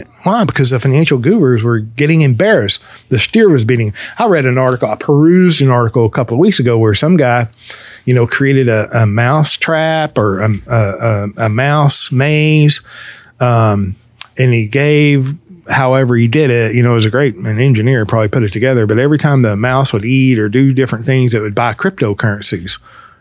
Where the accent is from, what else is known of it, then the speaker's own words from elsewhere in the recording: Fort Worth, Texas, United States; I was born and raised in Fort Worth, Texas